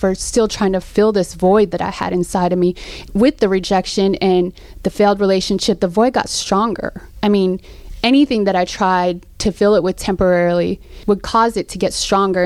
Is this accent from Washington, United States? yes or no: yes; Seattle, Washington, United States; also born or lived in Philippines; I was born in the Philippines and raised in Seattle